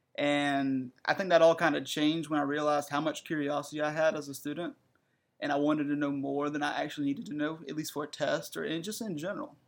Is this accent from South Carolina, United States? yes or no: yes; Breezeville, South Carolina, United States; moved away as an adult; now in North Carolina, United States; I'm from South Carolina, you know. Breezeville is where I'm from